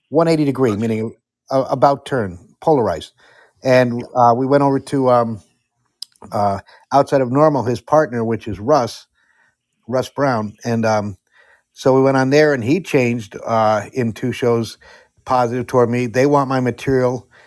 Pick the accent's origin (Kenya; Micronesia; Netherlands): Netherlands; now in United States; I grew up in Europe, uh, in the Netherlands